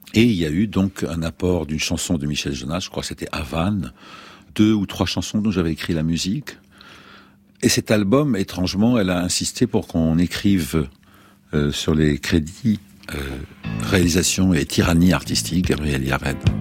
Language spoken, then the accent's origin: French; Lebanon; moved away; quand j'étais beaucoup plus jeune, au Liban, je suis né au Liban